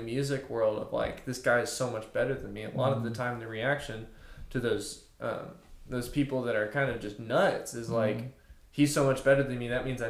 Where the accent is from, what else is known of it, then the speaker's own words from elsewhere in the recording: Fort Smith, Arkansas, United States; I was from Northside in Fort Smith.